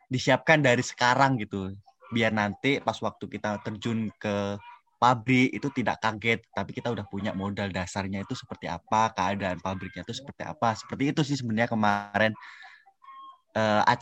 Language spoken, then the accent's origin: Indonesian; Lampung, Indonesia; saya berasal dari provinsi Lampung tepatnya di Kabupaten Lampung Tengah